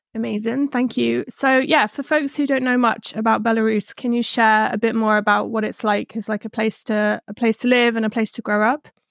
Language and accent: English; England, United Kingdom; I'm from England